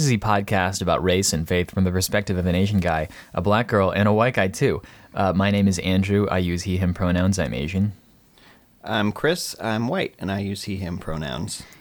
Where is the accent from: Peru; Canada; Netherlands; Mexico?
Peru; born there; The taxi driver would ask me where I was from, and I would explain that I was born in Peru, but my parents were from the US.